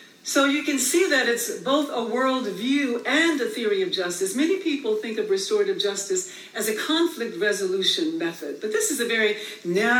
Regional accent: Birmingham, Alabama, United States; moved away; also born or lived in Oakland; I grew up in the South in Bombingham, Alabama

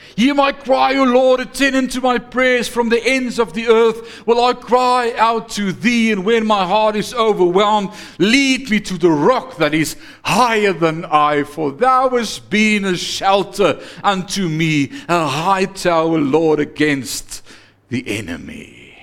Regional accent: South Africa; ons veral as blanke Afrikaners

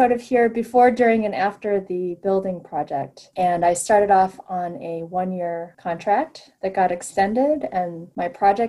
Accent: Midwest, United States; moved away; I grew up in the Midwest in a large town that, you know, didn't have an art museum

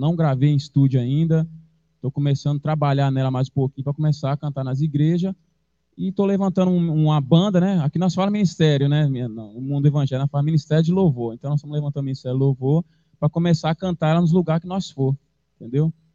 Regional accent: São Paulo, Brazil; moved away; E eu sou de São Paulo, na verdade, eu cresci em São Paulo

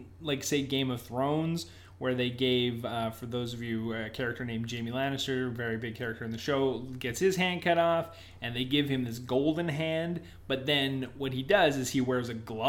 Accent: Canada; maybe because we're Canadian, so I'm used to a French Canadian accent

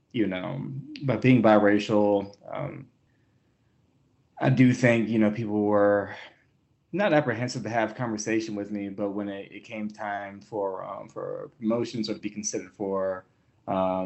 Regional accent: Hampton, Virginia, United States; moved away as an adult; also born or lived in Baltimore; now in Denver, United States; I was born and raised in Hampton, Virginia

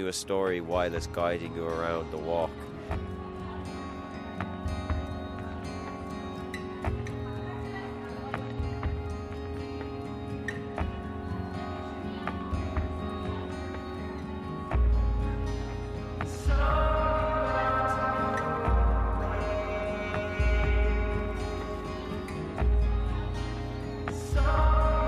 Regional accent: Limerick, Munster, Ireland; growing up in Limerick

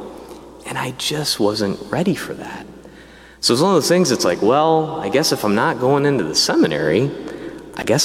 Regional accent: Diocese of Peoria, Illinois, United States; I grew up in the Diocese of Peoria, Illinois

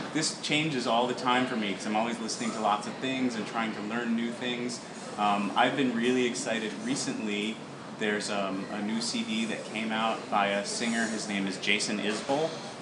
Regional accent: Georgia, United States; when I was growing up in Georgia

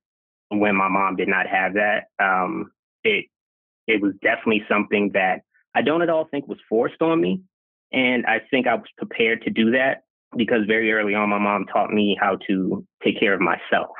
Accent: Baltimore, Maryland, United States; also born or lived in Brooklyn, New York / Long Island, New York; my mom and I are from Brooklyn. I was raised mostly in Baltimore, Maryland.

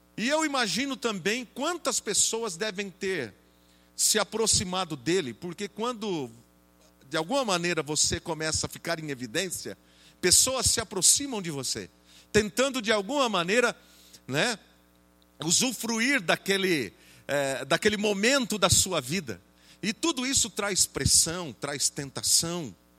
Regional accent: Jaú, São Paulo, Brazil; lá na igreja em Jaú, de onde eu sou

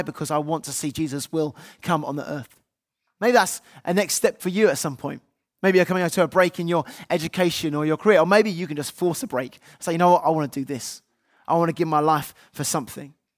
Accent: United Kingdom; we're British, they might say British on our passports

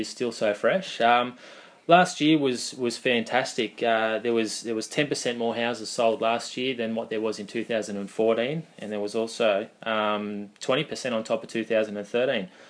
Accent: Goulburn, New South Wales, Australia; I'm local through and through. I was born and bred in Goulburn.

